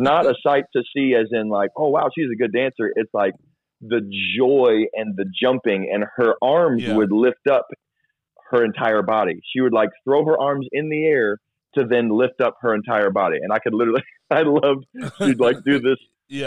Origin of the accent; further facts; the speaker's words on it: Florida, United States; also born or lived in Georgia, United States; I grew up in Florida, but I was born and raised for the first ten years of my life in Georgia